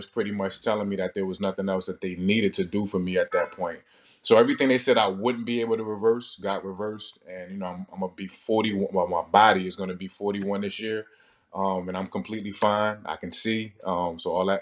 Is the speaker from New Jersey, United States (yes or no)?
yes; Newark, New Jersey, United States; I'm from Newark, New Jersey